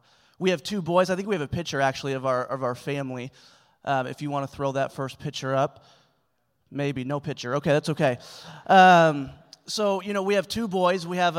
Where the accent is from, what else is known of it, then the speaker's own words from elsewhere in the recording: Springfield, Missouri, United States; I'm from Springfield, Missouri, and it's just way different.